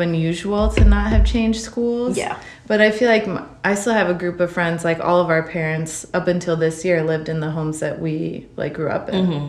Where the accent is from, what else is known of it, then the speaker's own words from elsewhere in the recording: Aurora, Illinois, United States; My mom grew up in Downers Grove and I grew up in Aurora.